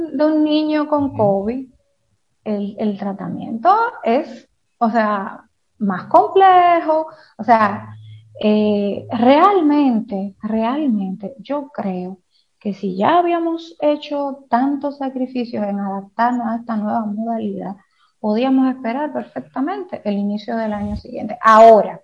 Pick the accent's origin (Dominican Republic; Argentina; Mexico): Dominican Republic; sabemos cómo somos los dominicanos